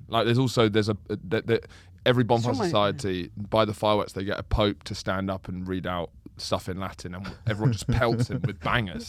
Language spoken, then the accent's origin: English; London, United Kingdom; also born or lived in Lewes, near Brighton; I grew up in Islington.